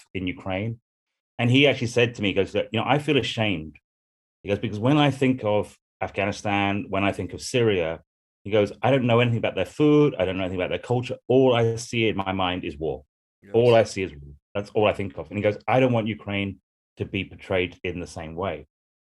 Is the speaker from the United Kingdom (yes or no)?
yes; United Kingdom; a white man coming from the UK